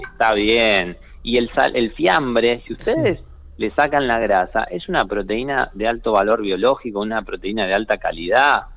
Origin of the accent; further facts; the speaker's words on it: Argentina; tenemos un modelo argentino, no somos un modelo europeo